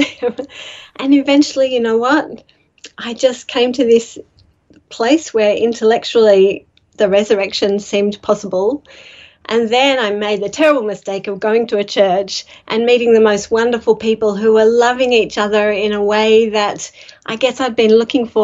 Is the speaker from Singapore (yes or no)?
no; Sydney, New South Wales, Australia; also born or lived in London; I came out when I was a little baby to Sydney, been in the northern beaches of Sydney ever since.